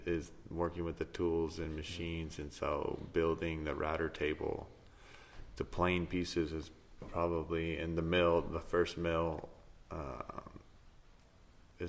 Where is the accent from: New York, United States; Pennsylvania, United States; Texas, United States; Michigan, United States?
Texas, United States; Denton County; now in Arlington, United States; I grew up in Denton County, okay. and then Kelly and I moved here in 2015